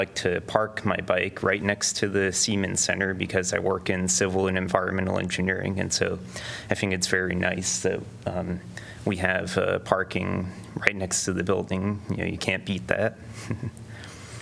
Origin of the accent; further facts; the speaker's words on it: Alexandria, Virginia, United States; also born or lived in Raleigh, North Carolina; now in Iowa City, United States; I live in the east side of Iowa City, 52245, and I'm originally from Alexandria, Virginia.